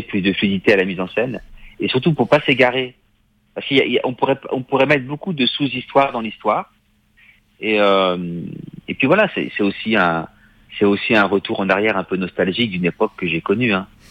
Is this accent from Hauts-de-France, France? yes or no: no; Paris, Île-de-France, France; je suis de Paris